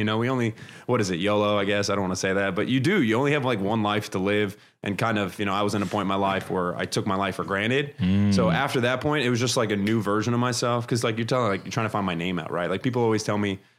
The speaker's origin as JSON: {"language": "English", "town": "Brooklyn", "region": "New York", "country": "United States", "moved": "yes", "said": "my parents came from Lebanon. They immigrated over to New York. So I'm from Brooklyn originally."}